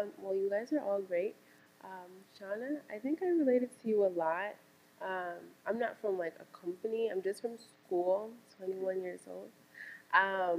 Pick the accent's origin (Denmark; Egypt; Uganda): Uganda; I'm from Uganda. It's in East Africa.